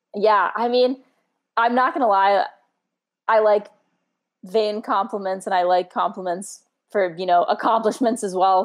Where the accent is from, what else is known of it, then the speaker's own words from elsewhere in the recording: Scottsdale, Arizona, United States; I grew up in North Scottsdale with like a lot of land around